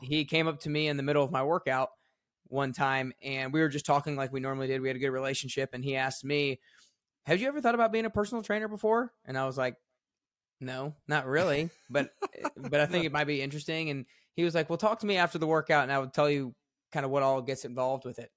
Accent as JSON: {"language": "English", "town": "Atlanta", "region": "Georgia", "country": "United States", "tie": "born or raised there", "moved": "yes", "lives_now": "Nashville, United States", "said": "I grew up in Atlanta, Georgia, and I had an awesome childhood"}